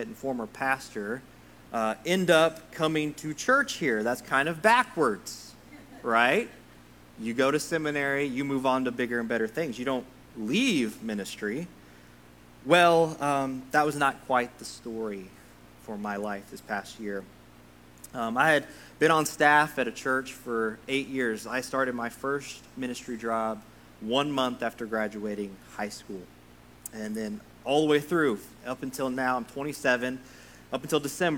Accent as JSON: {"language": "English", "town": "Sundown", "region": "Texas", "country": "United States", "tie": "born or raised there", "moved": "as an adult", "lives_now": "Kentucky, United States", "said": "I'm from a tiny little town in West Texas called Sundown, Texas"}